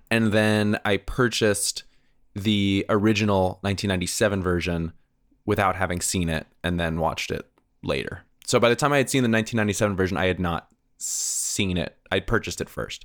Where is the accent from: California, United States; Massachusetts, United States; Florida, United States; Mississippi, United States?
California, United States; moved away as an adult; also born or lived in San Diego; being a Californian in Texas